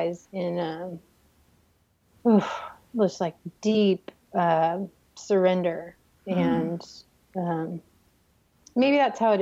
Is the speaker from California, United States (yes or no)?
yes; Bakersfield, California, United States; moved away as an adult; now in Fayetteville, United States; we sometimes go home to where I'm from, which is Bakersfield, California